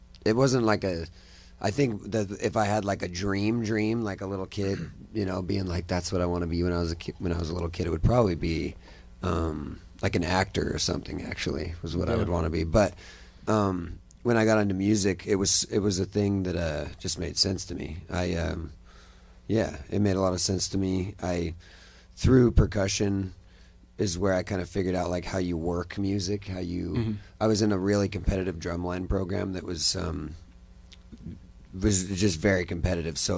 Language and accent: English; Utah, United States; moved away as an adult; also born or lived in Nashville, Tennessee / Salt Lake City / Los Angeles; now in Austin, United States; I'm originally from Utah. Kind of all over Utah. I just lived in all the little small towns in Utah